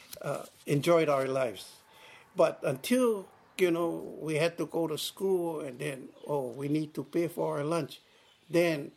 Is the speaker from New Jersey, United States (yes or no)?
no; Hakipu'u, Hawaii, United States; moved away as an adult; now in Molokai, United States; I come from Hakipu'u. And it's a very small community